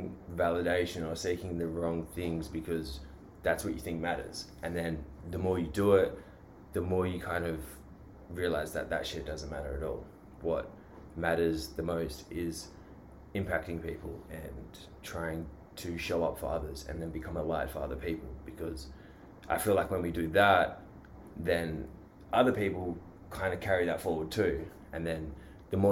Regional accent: Australia; I am from Australia

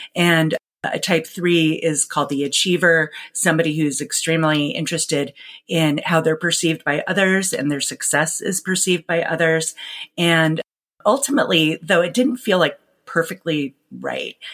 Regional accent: New York City, New York, United States; now in Seattle, United States; Growing up in New York City in the 80s

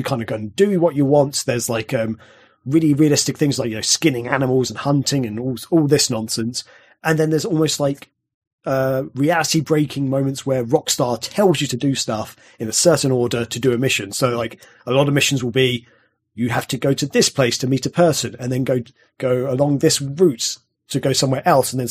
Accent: England, United Kingdom; I'm English

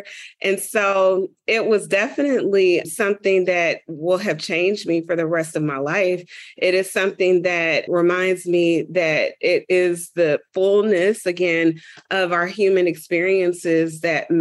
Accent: Dayton, Ohio, United States; moved away; I'm originally from Dayton, Ohio

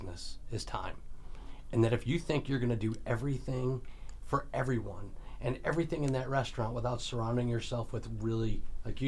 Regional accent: Connecticut, United States; moved away; I'm from Connecticut

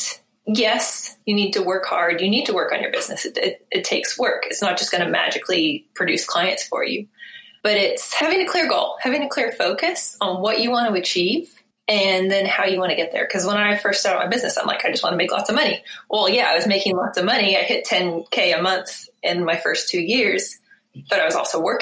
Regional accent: Bay Area, California, United States; moved away as an adult; also born or lived in New Zealand; now in Eugene, United States; I'm from the Bay Area

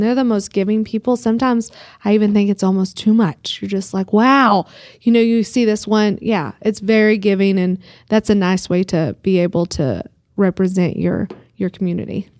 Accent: Groom, Texas, United States; also born or lived in Dallas; now in Amarillo, United States; it was my hometown

